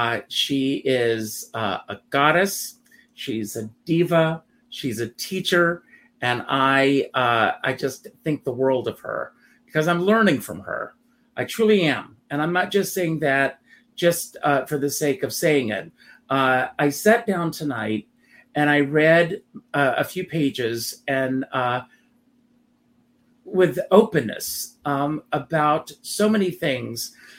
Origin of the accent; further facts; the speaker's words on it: Myrtle Beach, South Carolina, United States; Myrtle Beach, South Carolina, my hometown.